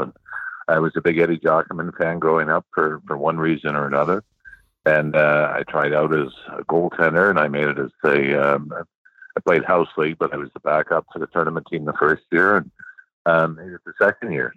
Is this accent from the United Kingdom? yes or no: no; Sault Ste. Marie, Ontario, Canada; moved away; growing up in Sault Ste. Marie